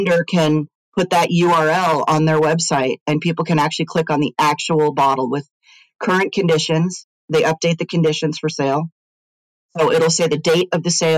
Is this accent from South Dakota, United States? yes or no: no; Silicon Valley, California, United States; I grew up in Silicon Valley